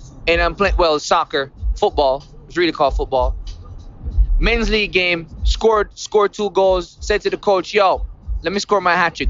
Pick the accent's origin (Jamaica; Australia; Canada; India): Jamaica; growing up in Jamaica